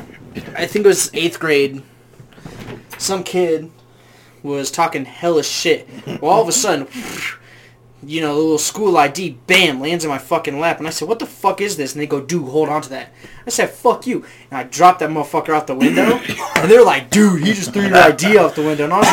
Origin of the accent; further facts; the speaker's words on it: Midwest, United States; we grew up in the Midwest